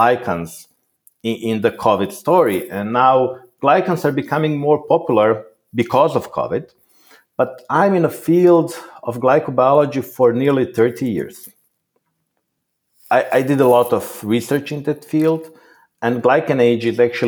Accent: Croatia; I was born in Croatia

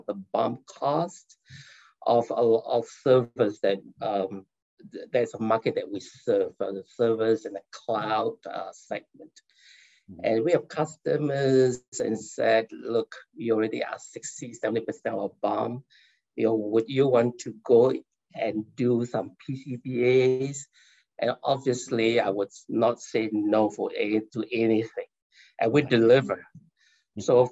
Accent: Malaysia; now in California, United States; I'm originally from Malaysia

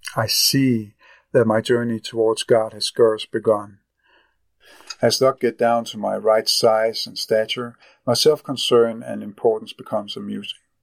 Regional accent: Copenhagen, Capital Region of Denmark, Denmark; I am from Copenhagen, Denmark

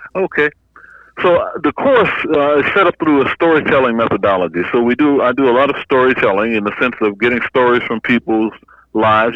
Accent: Opelousas, Louisiana, United States; moved away; I'm from a little town called Opelousas, Louisiana, right in the heart of the Bayou country

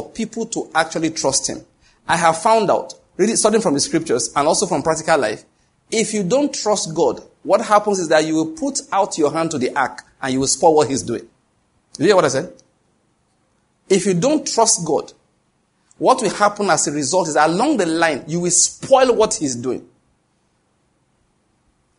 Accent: Ondo, Nigeria; moved away; also born or lived in Lagos; I'm from Ondo State

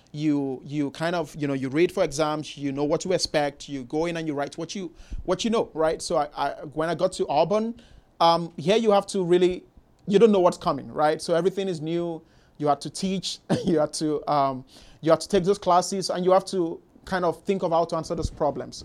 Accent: Nigeria; moved away as an adult; now in Houston, United States; growing up in Nigeria, country in Africa, the western part of Africa

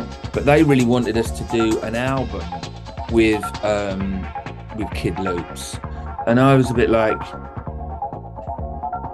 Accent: London, United Kingdom; I came from Southeast London, you know, in Abbey Woods.

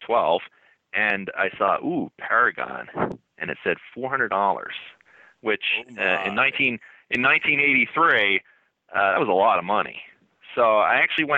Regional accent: central New Jersey, United States; I lived in a really small town in central New Jersey, and it was basically a mile in every direction

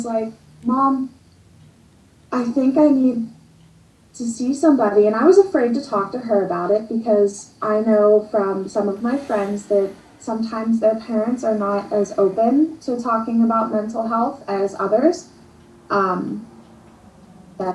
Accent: Western Pennsylvania, United States; I'm from Western PA

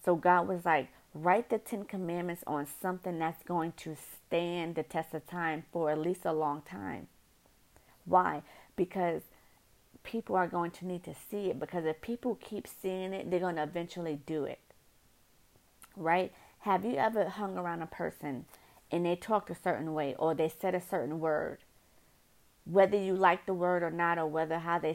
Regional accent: New York City, New York, United States; accent: northerner; I'm from New York City. And, you know, us northerners, you know, we say things different

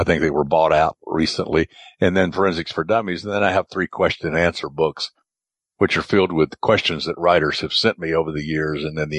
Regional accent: the South, United States; I grew up in the South

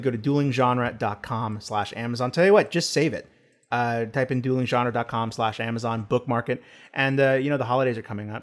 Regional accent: Texas, United States; I'm from Texas.

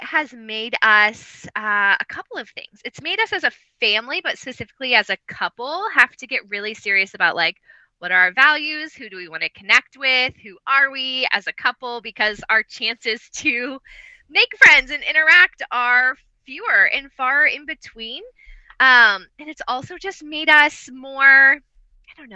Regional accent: Ohio, United States; moved away as an adult; also born or lived in Columbus, Ohio; We are from Ohio, so my husband and I are both small town Midwest, very cookie cutter Midwest small town families

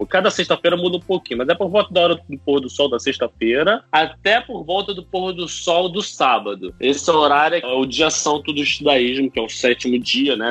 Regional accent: Rio de Janeiro, Brazil; moved away as an adult; now in Israel; Eu sou um carioca, nascido em 89, fui educado em família judaica

